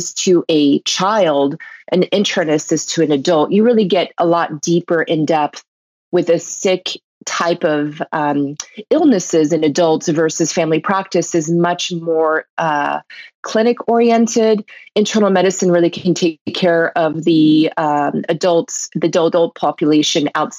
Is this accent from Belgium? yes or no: yes; Belgium; moved away; I was born in Belgium